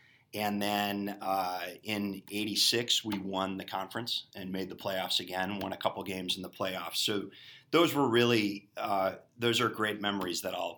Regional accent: Elmhurst, Illinois, United States; So born and raised in Elmhurst

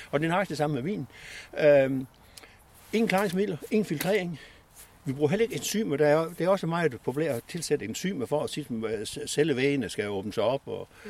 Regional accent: West Jutland, Central Denmark Region, Denmark; moved away as an adult; vi er oprindeligt vestjyder

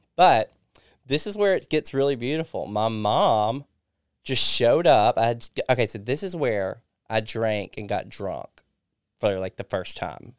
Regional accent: Kosciusko, Mississippi, United States; moved away; also born or lived in Florida; I went to Kosciuszko first, which is my hometown

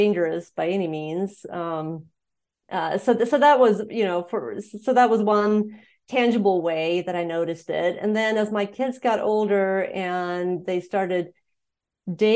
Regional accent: Sweden; moved away as an adult; also born or lived in Montana, United States / Indiana, United States; now in United States; I was born and raised in Sweden, and then I moved to the U.S. when I was in my 20s

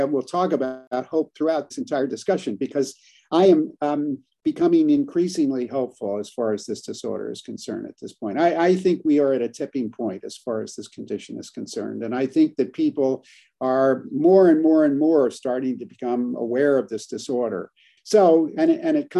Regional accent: California, United States; I'm from California

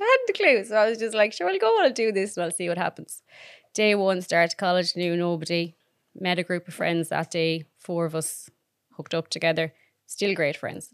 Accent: Claremorris, Connacht, Ireland; Clare Morris in County Mayo

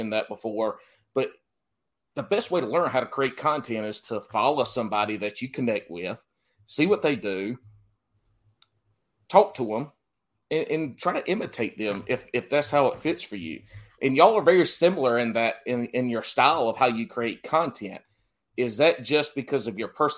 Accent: South Carolina, United States; now in North Carolina, United States; Even though I live in North Carolina now, I was born and raised in South Carolina

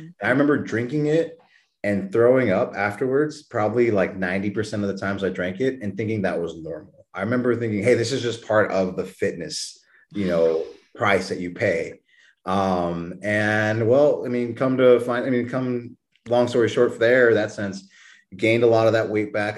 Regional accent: New Braunfels, Texas, United States; moved away; I was born and raised down in New Braunfels, Texas

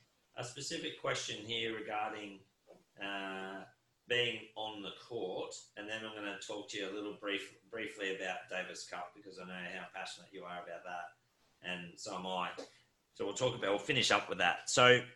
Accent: Queensland, Australia

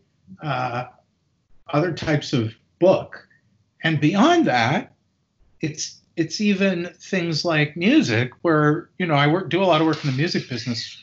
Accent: Canada; where I grew up in Canada

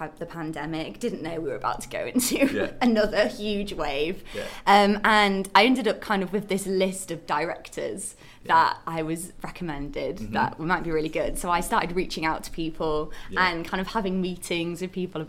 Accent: Leeds, Yorkshire and the Humber, United Kingdom; I'm from Leeds.

